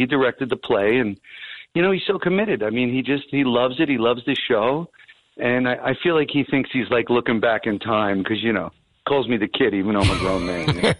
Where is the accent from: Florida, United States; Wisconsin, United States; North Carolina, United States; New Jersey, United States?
New Jersey, United States; Woodbridge; I'm from Woodbridge.